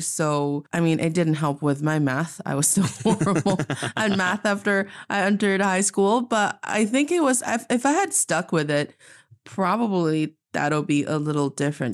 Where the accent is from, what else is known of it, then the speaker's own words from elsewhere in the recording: Northeast China, China; now in Beijing, China; I am from the beautiful, also northeast part of China, and I'm speaking to all of you today in Beijing, China.